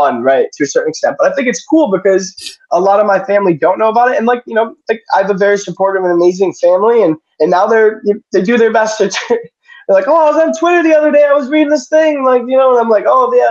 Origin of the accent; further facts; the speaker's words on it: Syracuse, New York, United States; Growing up in Syracuse, I grew up in Syracuse.